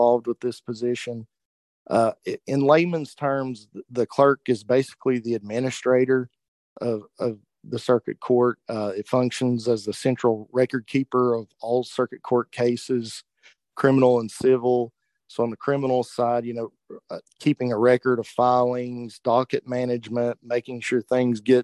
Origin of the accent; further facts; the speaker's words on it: Norton, Virginia, United States; I was born and raised in Norton, Virginia